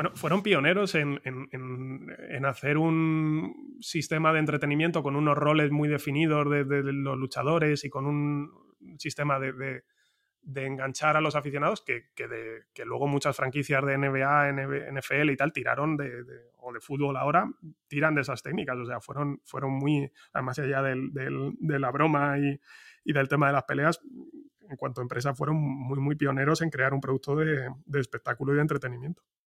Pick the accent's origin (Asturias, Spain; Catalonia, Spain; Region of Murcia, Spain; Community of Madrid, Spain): Community of Madrid, Spain; Madrid; first language Spanish; los que somos de Madrid